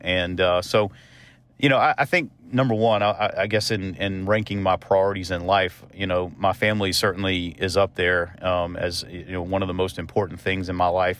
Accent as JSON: {"language": "English", "region": "the South", "country": "United States", "tie": "born or raised there", "also_born_or_lived": "Kentucky", "moved": "yes", "said": "part of growing up in the South is, is doing life as a family"}